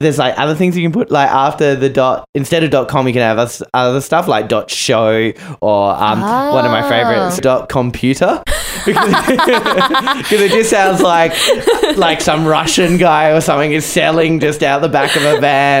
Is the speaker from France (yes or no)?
no; Australia; and I'm the Australian Chandler.